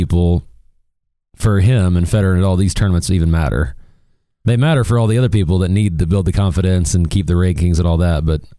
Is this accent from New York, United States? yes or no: no; Missouri, United States; now in Dallas, United States; I was born in Missouri, and Missouri is no good in basketball anymore. And we don't have a big Division I college here in Dallas